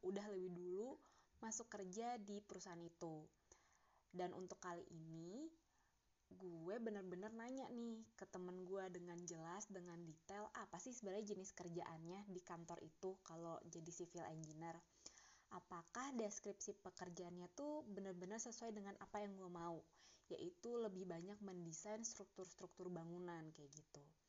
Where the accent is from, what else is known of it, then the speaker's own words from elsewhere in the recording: Bandung, West Java, Indonesia; moved away as an adult; now in Jakarta, Indonesia; dari gue lahir sampai gue lulus kuliah masa gue masih tinggal di kota Bandung